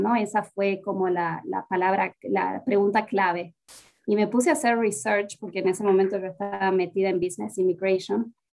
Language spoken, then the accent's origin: Spanish; Salta, Argentina; moved away as an adult; also born or lived in Tucumán; now in Atlanta, United States; volví a mi ciudad natal, que es Salta, tras graduarme de la universidad